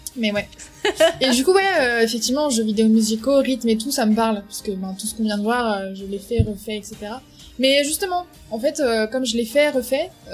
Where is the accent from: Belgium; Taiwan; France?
France; Paris, Île-de-France; moved away as an adult; now in Lyon, France; moi, je viens de Paris de base